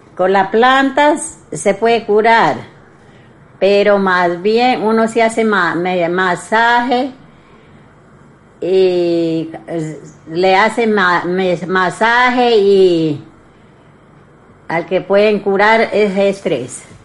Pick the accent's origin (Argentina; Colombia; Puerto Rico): Colombia; Putumayo; yo soy abuela de Putumayo